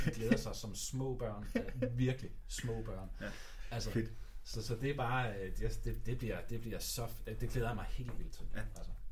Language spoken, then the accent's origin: Danish; Denmark; jeg er fra Danmark